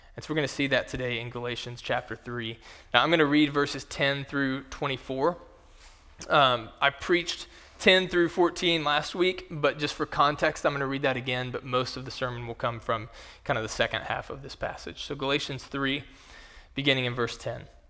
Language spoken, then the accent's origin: English; Kentucky, United States; in my home state, in the state of Kentucky